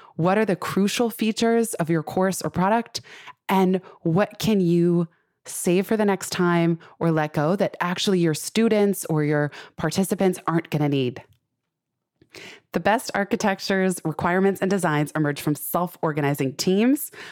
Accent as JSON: {"language": "English", "area": "Silicon Valley", "region": "California", "country": "United States", "tie": "born or raised there", "said": "I grew up in Silicon Valley"}